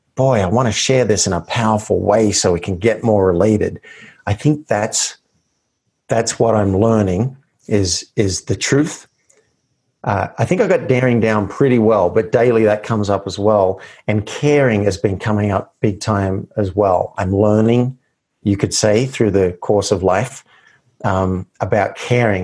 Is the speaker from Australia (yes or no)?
yes; Australia; I grew up in Australia